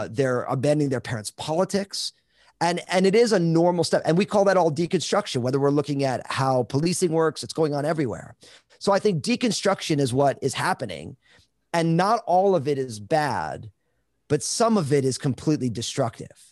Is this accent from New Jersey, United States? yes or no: yes; New Jersey, United States; now in Vancouver, Washington, United States; I'm all Italian from New Jersey